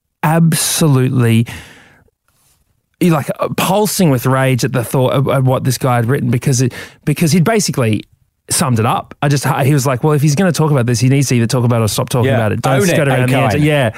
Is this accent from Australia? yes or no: yes; Brisbane, Queensland, Australia; where are you from? And I say, Brisbane